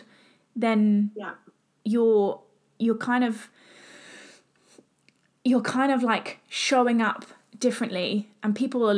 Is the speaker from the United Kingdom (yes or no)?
yes; England, United Kingdom; I'm from England. Everyone knows that I'm from England.